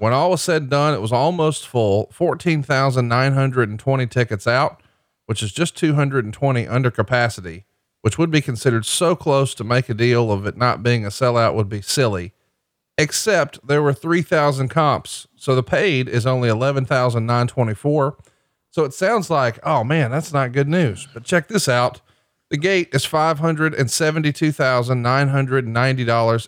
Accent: Alabama, United States; moved away; my home state of Alabama

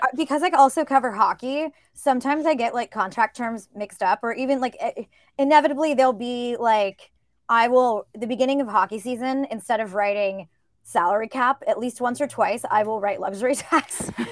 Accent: Northern California, United States; now in Brooklyn, United States; I grew up in Northern California

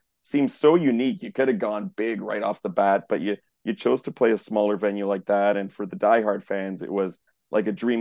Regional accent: Canada

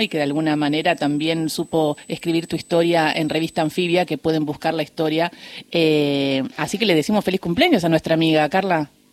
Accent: Río Gallegos, Santa Cruz, Argentina; moved away; a mis 12 años que yo me crié en Gallegos

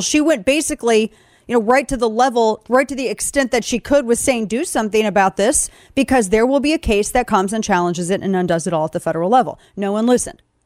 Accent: Show Me State, Missouri, United States; moved away; I'm from the Show Me State originally

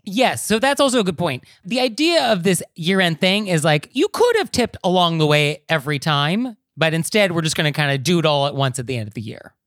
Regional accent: Marin County, California, United States; growing up in Marin County, like I did

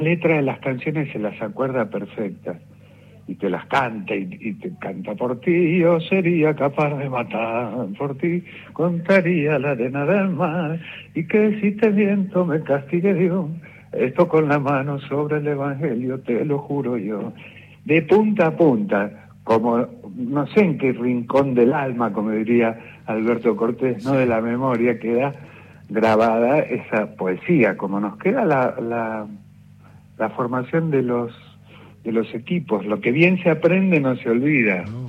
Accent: Ramos Mejía, Buenos Aires Province, Argentina; Yo soy de Ramos Mejía, que es La Matanza

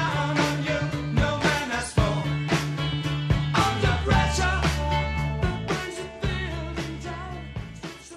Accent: Toronto, Ontario, Canada; I'm from Toronto, Canada

